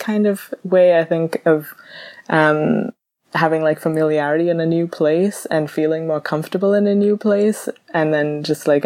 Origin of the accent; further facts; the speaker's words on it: Bahamas; moved away as an adult; also born or lived in Cardiff, Wales; now in Leeds, United Kingdom; I am originally from the Bahamas in the Caribbean